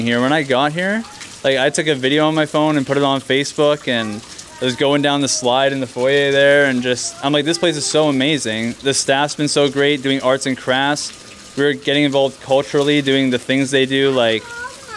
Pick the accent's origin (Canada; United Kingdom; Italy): Canada; Kelowna, British Columbia; We're from Kelowna.